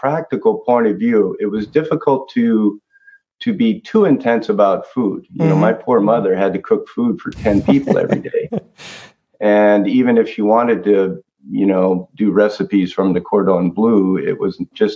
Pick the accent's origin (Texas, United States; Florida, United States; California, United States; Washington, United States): California, United States; Mountain View; I've lived here all my life in what we call the South Bay Area, San Francisco mm-hmm. Bay Area. I was born in Mountain View